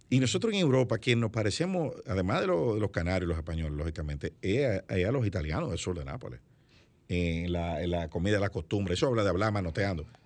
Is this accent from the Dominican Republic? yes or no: yes; Dominican Republic; Pero el dominicano en el mundo entero sigue siendo dominicano.